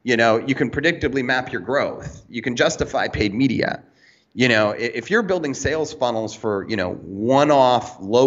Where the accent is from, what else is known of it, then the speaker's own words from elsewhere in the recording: Canada; now in Cayman Islands; I do not live in America. I live in the Cayman Islands, but I'm originally from Canada